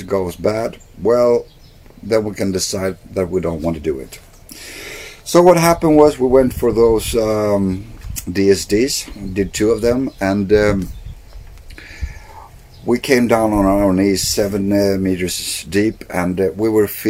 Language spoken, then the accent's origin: English; Sweden; first language Swedish; English is a second language; it's not my native language